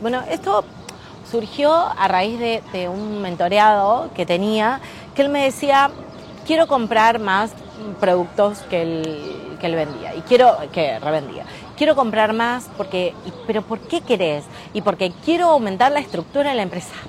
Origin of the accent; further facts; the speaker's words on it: Rosario, Santa Fe, Argentina; Estoy ahora en Nueva York, pero soy una emprendedora de Rosario